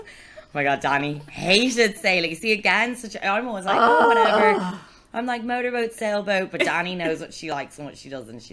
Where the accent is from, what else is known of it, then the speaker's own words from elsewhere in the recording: Antigua & Barbuda; also born or lived in France; I was born in France, and we moved to Antigua.